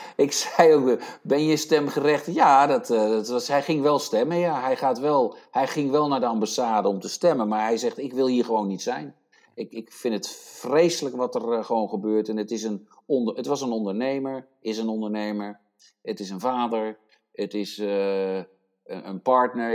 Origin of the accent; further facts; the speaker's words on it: Netherlands; now in United States; ik ben een Nederlander en ik ben ook Amerikaan